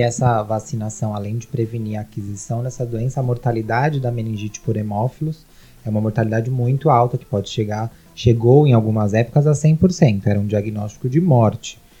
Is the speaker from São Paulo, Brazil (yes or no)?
yes; São Paulo, Brazil; sou daqui de São Paulo mesmo